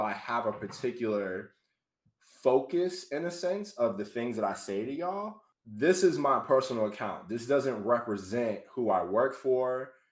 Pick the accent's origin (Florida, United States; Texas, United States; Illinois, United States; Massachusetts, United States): Massachusetts, United States; Boston; moved away as an adult; now in Providence, United States; Born and raised in Boston, Mass. I actually live in Providence now